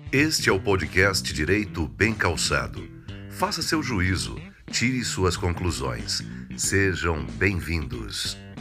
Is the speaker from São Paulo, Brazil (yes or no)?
no; Brasília, Federal District, Brazil; moved away as an adult; now in Berlin, Germany; eu sou de Brasília